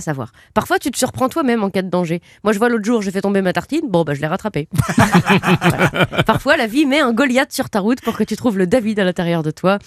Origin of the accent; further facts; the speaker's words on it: France; chez nous en France